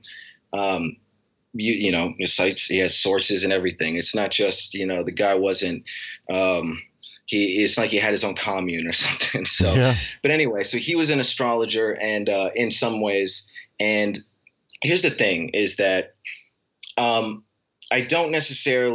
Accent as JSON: {"language": "English", "region": "Alaska", "country": "United States", "tie": "born or raised there", "moved": "yes", "said": "I grew up in Alaska"}